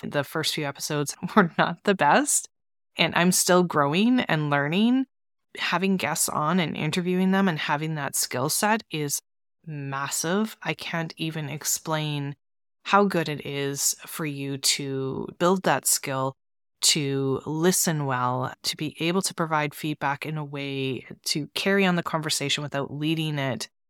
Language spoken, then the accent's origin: English; Canada; I'm from Canada